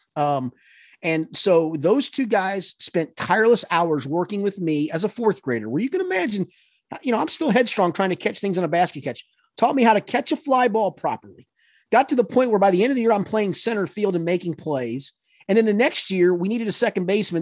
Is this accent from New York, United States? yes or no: yes; New York, United States; moved away; growing up in New York